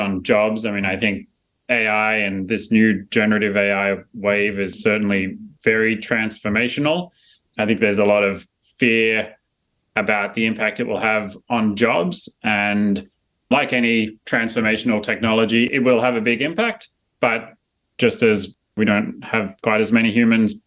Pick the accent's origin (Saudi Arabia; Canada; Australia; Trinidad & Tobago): Australia; moved away; also born or lived in North Carolina; I got a little bit of an accent. I'm from Australia originally.